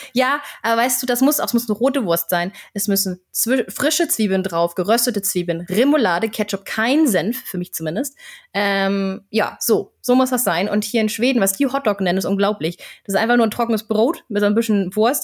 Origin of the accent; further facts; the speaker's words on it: Flensburg, Schleswig-Holstein, Germany; now in Sweden; in meiner Heimatstadt in Flensburg